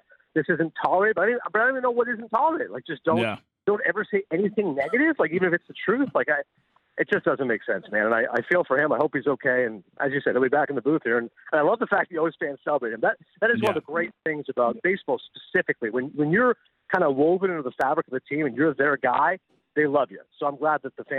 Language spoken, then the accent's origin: English; Toronto, Ontario, Canada; I was from Toronto